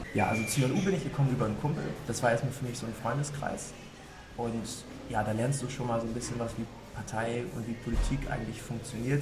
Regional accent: Lower Saxony, Germany; moved away as an adult; also born or lived in Hamburg / London; Ich, ich komme aus der Region. Ich bin so zwölf Kilometer südlich von dem Wahlkreis ähm, früher aufgewachsen

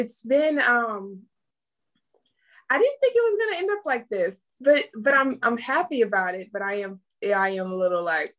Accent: Pontiac, Michigan, United States; Okay, well … I am hailed from Pontiac, Michigan, right behind the Silver Dome. I am a Army brat.

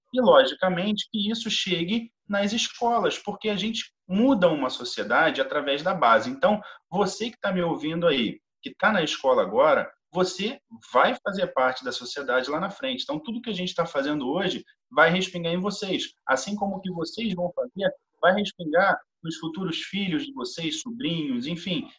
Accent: Rio de Janeiro, Brazil; eu sou aqui do Rio de Janeiro, moro no Rio de Janeiro

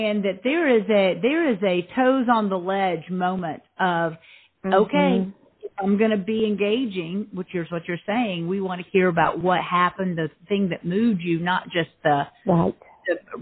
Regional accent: the South, United States; I'm from the South

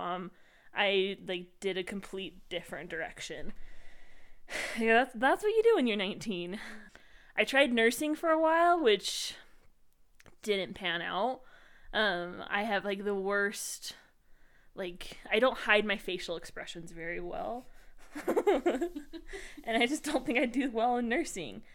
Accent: Utah, United States; We are both from Utah

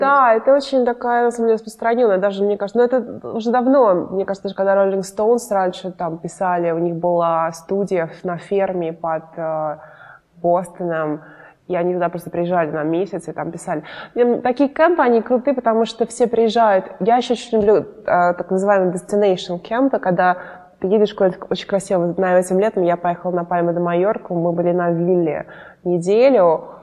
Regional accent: Moscow, Russia; now in United States; росла я в Москве, мои родители здесь

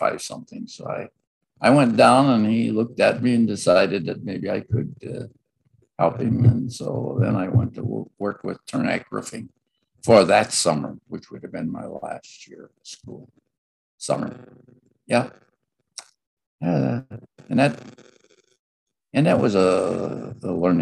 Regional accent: Gary, Indiana, United States; also born or lived in Crown Point, Indiana; So we moved up to Glen Park in Gary and got a home there. And I grew up there in Glen Park

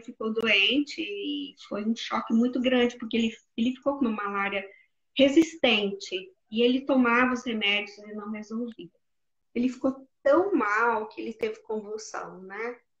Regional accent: Jataí, Goiás, Brazil; moved away; na minha cidade, que eu sou de Jataí, Goiás

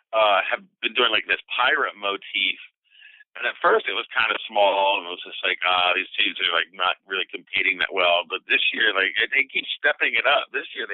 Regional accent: Lambertville, New Jersey, United States; born or raised there; also born or lived in Trenton, New Jersey

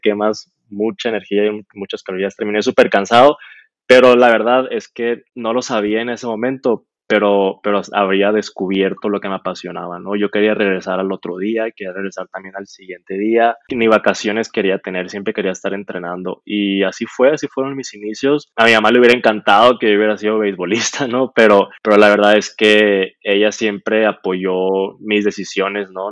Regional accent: Hermosillo, Sonora, Mexico; moved away as an adult; now in Guadalajara, Mexico; soy de Hermosillo

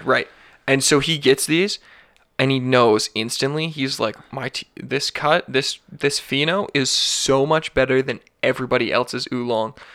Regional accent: Alberta, Canada; I'm born and raised in Alberta. I'm a fucking Birda boy.

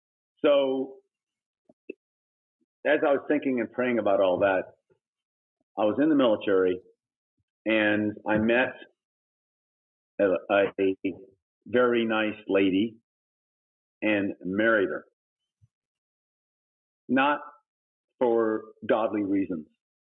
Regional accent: Thailand; also born or lived in Texas, United States; I was born in Texas, but when I was 9 months old, we went to Thailand, and I grew up in Thailand.

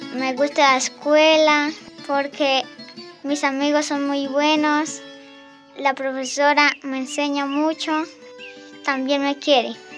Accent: Charalá, Santander, Colombia; Soy de la vereda Colacota del municipio de Charalá

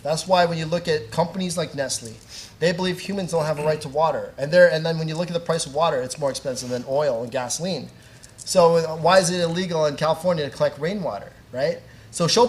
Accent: Canada; I grew up in Canada. My family's in the Philippines

